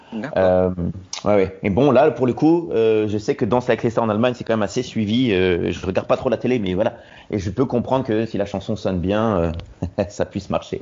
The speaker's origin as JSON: {"language": "French", "town": "Roubaix", "region": "Hauts-de-France", "country": "France", "moved": "as an adult", "lives_now": "Hamburg, Germany", "said": "Je viens du nord de la France, à la base de Roubaix"}